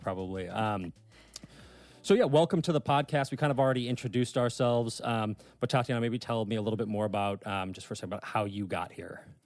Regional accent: St. Louis, Missouri, United States; moved away as an adult; now in Northern Virginia, United States; I'm actually from the Midwest. I'm from Saint Louis, Missouri

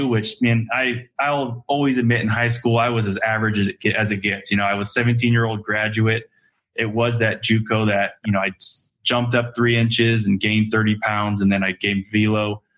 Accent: Marysville, California, United States; I grew up in Marysville, California

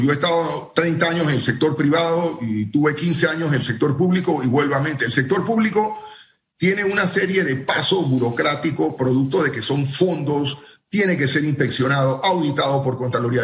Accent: Panama; los trabajos que podemos hacer como panameños

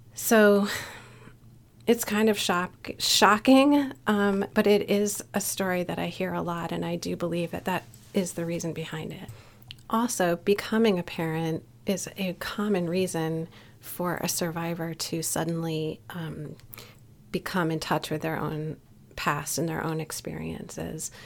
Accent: Newtown, Connecticut, United States; here in my hometown of Newtown, Connecticut.

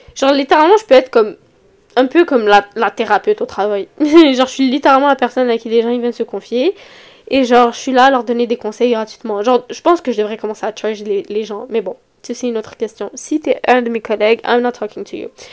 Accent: Montreal, Quebec, Canada; accent: Montreal (Québécois); j'habite à Montréal, je pense que ça s'entend sur mon accent

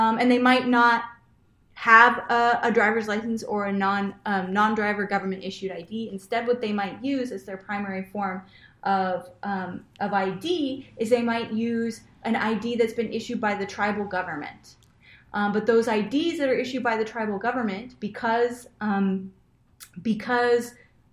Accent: rural Washington State, United States; moved away; I grew up in Washington, out in the rural part of Washington State, in a little town of 800 people

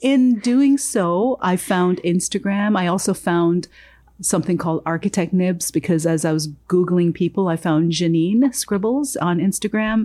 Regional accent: Jamaica; moved away; I was born in Jamaica.

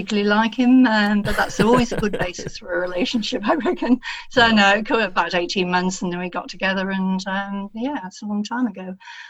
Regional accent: near Manchester, North West England, United Kingdom; moved away as an adult; also born or lived in Sydney, Australia; now in Australia; I was brought up near Manchester, in a leafy suburbia situation with lots of birds

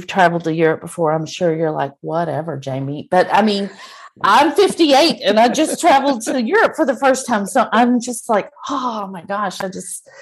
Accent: Texas, United States; I'm from Texas and I'm a hick

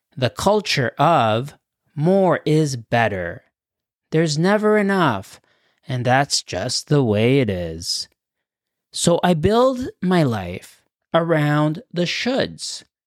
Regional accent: Acapulco, Guerrero, Mexico; English is a second language; now in Canada; I was born in Acapulco, a resort town on Mexico's Pacific coast

